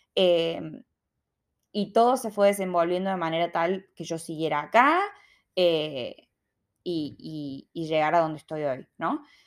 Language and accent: Spanish; Argentina; moved away as an adult; also born or lived in Sydney, Australia; now in Melbourne, Australia